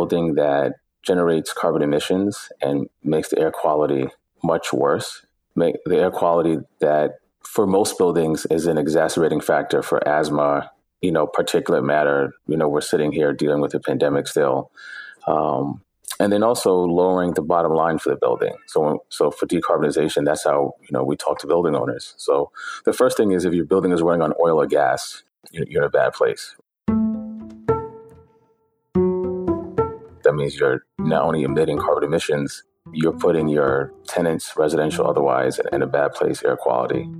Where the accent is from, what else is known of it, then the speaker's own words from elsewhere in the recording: New York City, New York, United States; also born or lived in Bed-Stuy, Brooklyn; I was raised in East New York